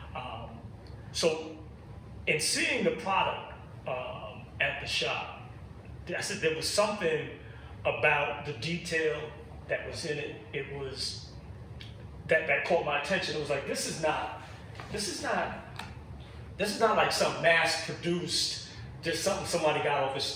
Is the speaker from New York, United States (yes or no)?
yes; New York City, New York, United States; I grew up in Brooklyn Bed Stuy